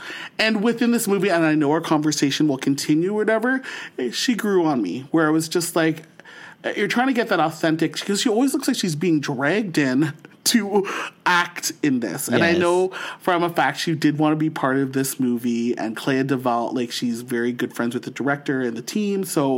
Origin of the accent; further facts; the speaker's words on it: St. Catharines, Ontario, Canada; now in Ottawa, Canada; born and raised in St. Catharines, Ontario, and now living in the nation's capital of Ottawa.